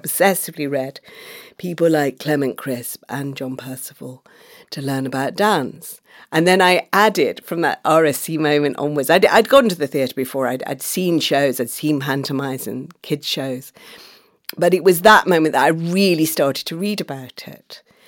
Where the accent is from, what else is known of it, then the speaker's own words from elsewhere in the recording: Manchester, North West England, United Kingdom; also born or lived in Oxford; So that I was growing up in Manchester and Oxford, where my family moved.